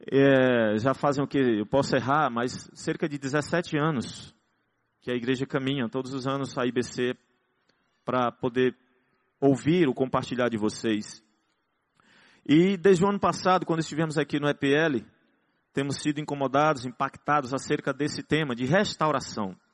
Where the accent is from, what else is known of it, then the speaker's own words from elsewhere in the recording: Northeast Region, Brazil; graças a Deus que nós somos nordestinos, né? então a gente fala parecido.